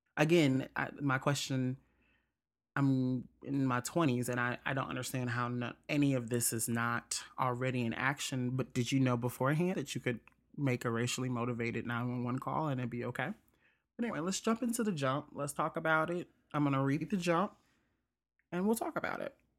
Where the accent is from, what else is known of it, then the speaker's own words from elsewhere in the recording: Jackson, Mississippi, United States; Jackson, Mississippi, my whole t-, my hometown